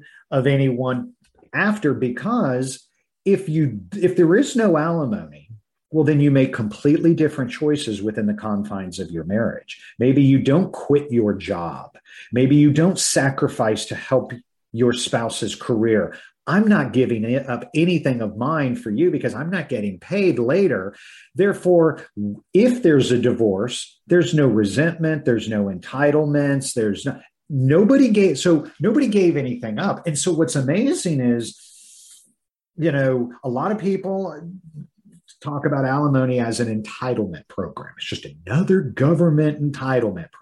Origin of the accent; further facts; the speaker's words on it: Midwest, United States; I was raised in the Midwest.